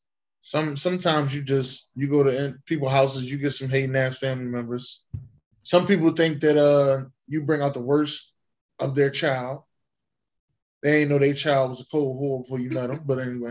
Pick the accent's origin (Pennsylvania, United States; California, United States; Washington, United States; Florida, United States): Pennsylvania, United States; Philadelphia; I'm from North Philly.